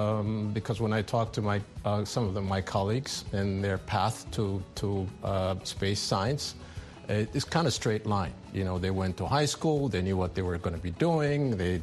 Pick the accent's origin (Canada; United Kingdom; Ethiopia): Ethiopia; moved away as an adult; also born or lived in France; In my case, I was born in Ethiopia. I went to a French school, local. My tuition was 5 Ethiopian birr.